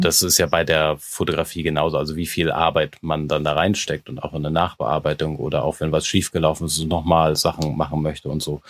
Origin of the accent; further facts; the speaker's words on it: Hamburg, Germany; moved away as an adult; now in Berlin, Germany; Ich äh, lebe und wohne in Berlin jetzt seit sechs Jahren, komme eigentlich ursprünglich aus, aus Hamburg